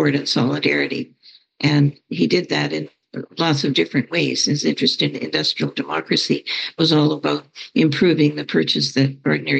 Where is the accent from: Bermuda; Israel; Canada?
Canada; Alberta; I grew up in Alberta, in definitely the most conservative province in Canada, just north of Montana